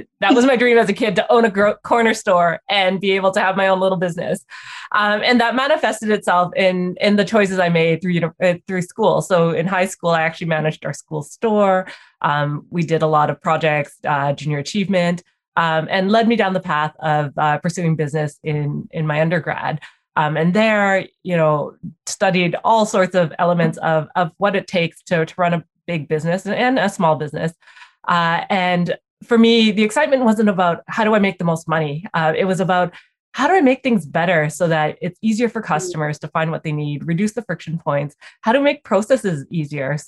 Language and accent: English; Vancouver, British Columbia, Canada; also born or lived in Calgary, Canada / Toronto, Canada; we moved to Vancouver, and I've grown up in Vancouver since